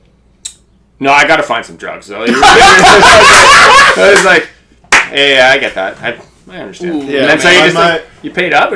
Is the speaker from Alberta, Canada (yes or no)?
no; Lansdowne, Ontario, Canada; now in Toronto, Canada; I grew up like in the rural part of that. So, I'm like small town Ontario